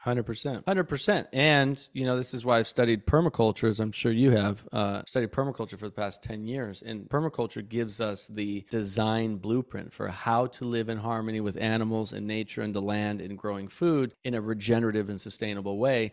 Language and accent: English; Bozeman, Montana, United States; I grew up in Montana, Bozeman, Montana, and spent a lot of time outside as a kid.